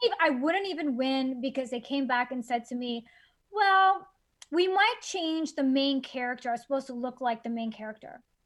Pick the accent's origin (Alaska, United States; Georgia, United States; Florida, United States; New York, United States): Florida, United States; Miami; I grew up in in Miami.